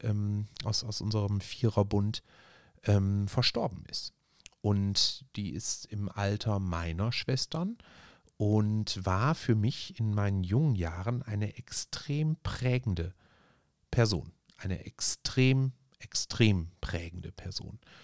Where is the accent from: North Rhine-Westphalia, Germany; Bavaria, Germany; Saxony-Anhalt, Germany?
North Rhine-Westphalia, Germany; Essen; bei uns in Borbeck